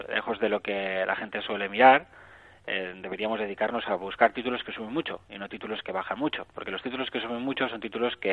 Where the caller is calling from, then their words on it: Barcelona, Catalonia, Spain; Hola, buenos días. Soy … de Barcelona.